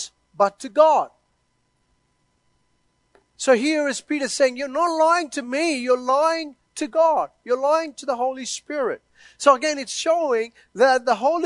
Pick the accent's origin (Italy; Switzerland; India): India; moved away; I was born and brought up in India